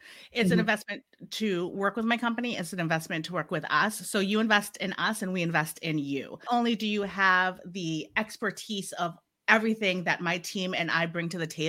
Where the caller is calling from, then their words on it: Massachusetts, United States; So I am joining you from Massachusetts in the United States of the Americas.